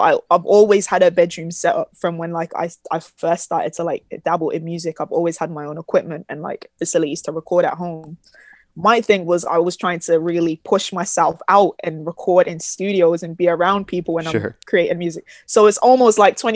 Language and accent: English; Birmingham, West Midlands, United Kingdom; born or raised there